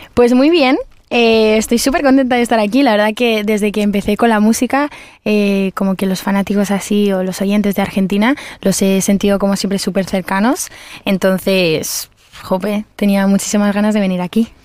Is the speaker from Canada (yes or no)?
no; Spain; los artistas que venimos de España